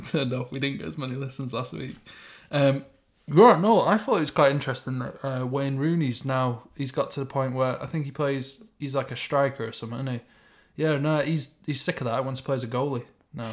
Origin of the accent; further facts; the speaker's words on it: Stockport, North West England, United Kingdom; I am definitely from Stockport.